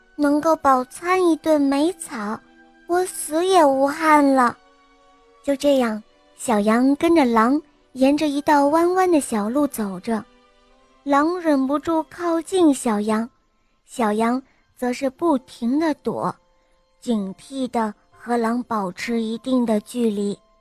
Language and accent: Chinese; Shenzhen, Guangdong, China; 我来自深圳，今年，今年四岁了